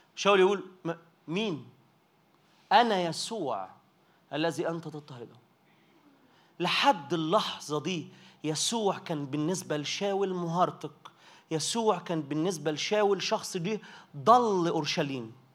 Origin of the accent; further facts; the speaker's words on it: Minya, Minya Governorate, Egypt; انا متجاي من المنيا